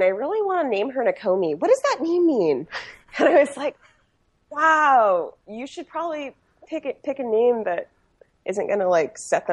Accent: Southern Oregon, United States; I grew up in Southern Oregon. I grew up on a farm

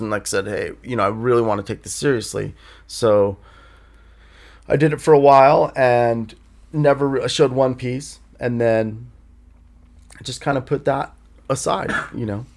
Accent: Los Angeles, California, United States; also born or lived in Escondido, California; I grew up in Studio City

